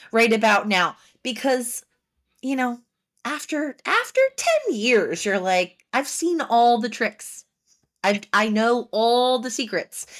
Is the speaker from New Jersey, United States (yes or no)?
yes; Haddon Township, New Jersey, United States; I'm from Haddon Township